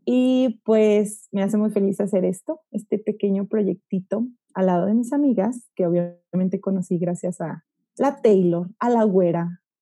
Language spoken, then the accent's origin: Spanish; Aguascalientes, Mexico; soy de Aguascalientes